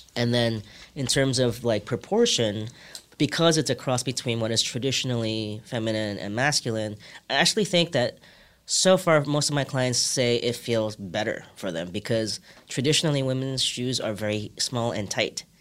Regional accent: New York, United States; English is a second language; also born or lived in Hong Kong; I moved to New York when I was seven from Hong Kong

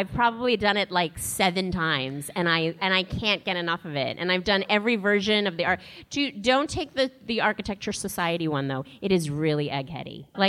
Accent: New York, United States; I'm from New York

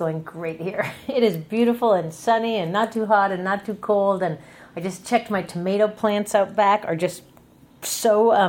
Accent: Seattle, Washington, United States; moved away as an adult; also born or lived in New York City / upstate New York / Berkeley; now in Bay Area, United States; I grew up in Seattle, which is such an awesome place to grow up.

